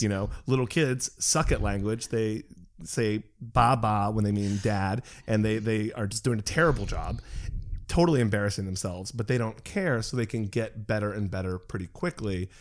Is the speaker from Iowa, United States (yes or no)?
no; Massachusetts, United States; I grew up in Massachusetts